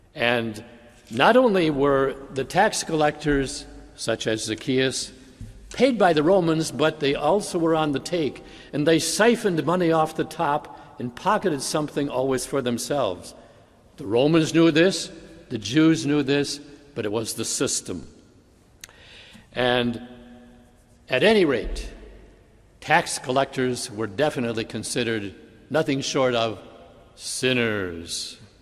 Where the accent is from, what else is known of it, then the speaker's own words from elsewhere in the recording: Bay City, Michigan, United States; When I was a teenager, growing up in Bay City